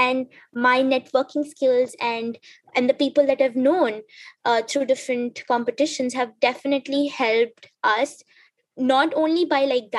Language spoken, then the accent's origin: English; South Africa; also born or lived in Tanzania; So growing up in South Africa and Tanzania, I was constantly told one thing